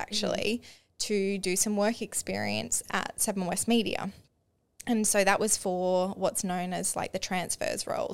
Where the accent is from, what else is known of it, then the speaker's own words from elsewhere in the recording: Mukinbudin, Western Australia, Australia; also born or lived in Perth; growing up in Maka, we call it Maka for short.